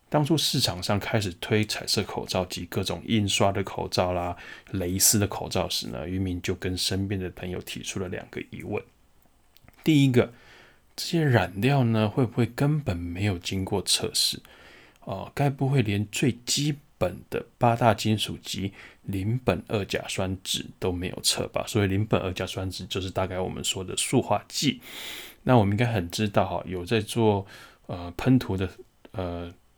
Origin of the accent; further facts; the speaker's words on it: Taiwan; 这一年的疫情下来，我们台湾人到底怎么了？